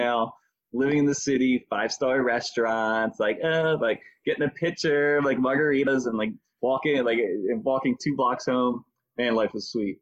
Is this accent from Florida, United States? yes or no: no; Philadelphia, Pennsylvania, United States; I was born and raised in the Mayfair section of Philadelphia, in Northeast Philadelphia